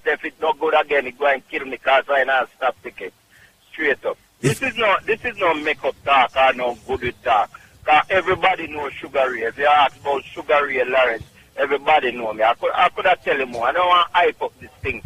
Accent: Clark's Town, Trelawny, Jamaica; now in Bronx, United States; Clarkstown, Jamaica, Trelawney

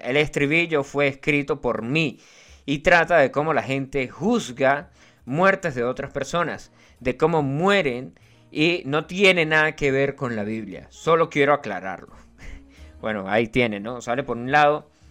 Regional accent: Venezuela; yo soy venezolano

